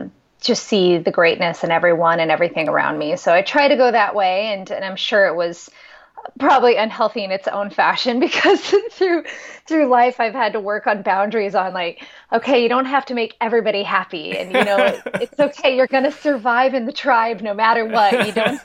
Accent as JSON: {"language": "English", "town": "Pierre", "region": "South Dakota", "country": "United States", "tie": "born or raised there", "said": "And that was just this fascinating place. I love the prairie land, and I grew up right on the Missouri River from about sixth grade until I went to college at South Dakota State University."}